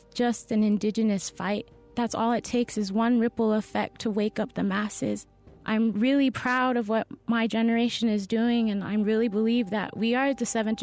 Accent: San Carlos, Arizona, United States; I'm from the San Carlos Apache tribe in San Carlos, Arizona.

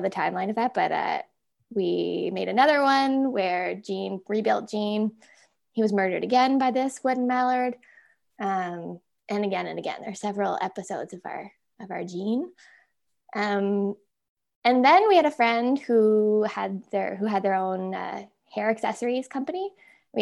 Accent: Alliston, Ontario, Canada; I'm from Alliston, Ontario, which has an annual potato festival

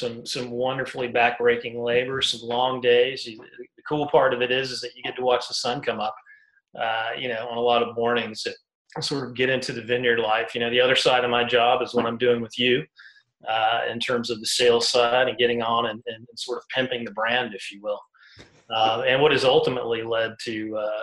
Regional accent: South Carolina, United States; moved away; From the Carolinas, man. My father was a Southern Baptist preacher, so born and raised in mainly in South Carolina

